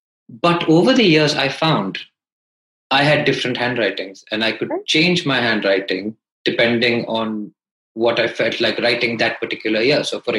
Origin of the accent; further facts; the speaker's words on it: India; also born or lived in Calcutta / Hyderabad / Delhi; So I grew up in India. I studied in Calcutta for 6 years.